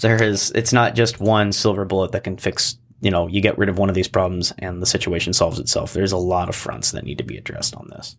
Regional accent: Coeur d'Alene, Idaho, United States; I grew up here

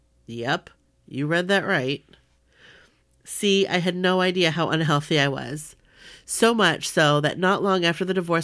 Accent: New York, United States; I love being a New Yorker. I never wanted to leave, ever.

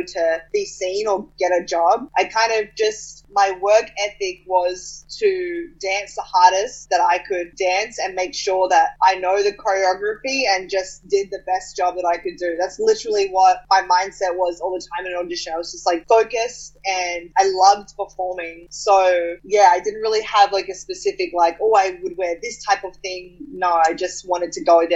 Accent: Sydney, New South Wales, Australia; moved away as an adult; now in Los Angeles, United States; I grew up in Australia and why I'm Australian

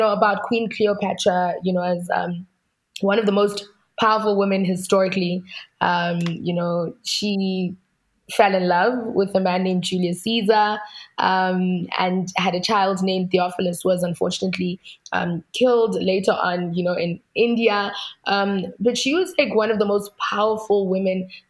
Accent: South Africa; where I come from

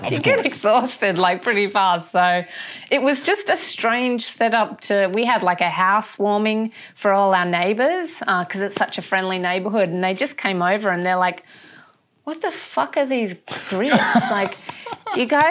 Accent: Perth, Western Australia, Australia; also born or lived in Brisbane; we just moved back about 2 weeks ago. We're from Perth.

